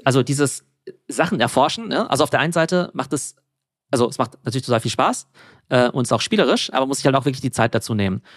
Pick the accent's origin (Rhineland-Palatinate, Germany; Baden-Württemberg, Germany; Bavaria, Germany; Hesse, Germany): Baden-Württemberg, Germany; Karlsruhe; also born or lived in Mannheim / France / England; im schönen Karlsruhe. Ja, das mhm. ist in äh, Baden-Württemberg